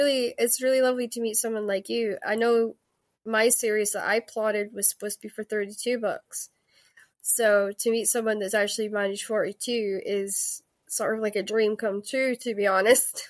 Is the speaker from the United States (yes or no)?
no; Scotland, United Kingdom; I'm Scottish